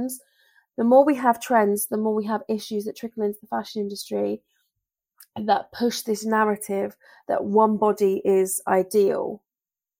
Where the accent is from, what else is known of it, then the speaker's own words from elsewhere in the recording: Bury St Edmunds, East of England, United Kingdom; my hometown of Bury St Edmunds